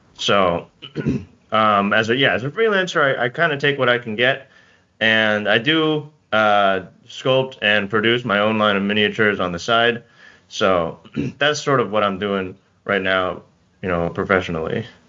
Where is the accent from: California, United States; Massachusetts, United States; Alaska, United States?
California, United States; Bay Area; I'm from the Bay Area, California